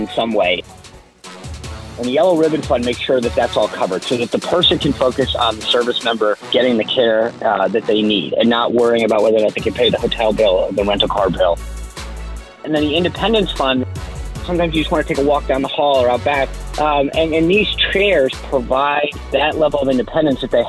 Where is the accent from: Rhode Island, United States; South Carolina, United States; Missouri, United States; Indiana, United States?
Rhode Island, United States; I grew up in Rhode Island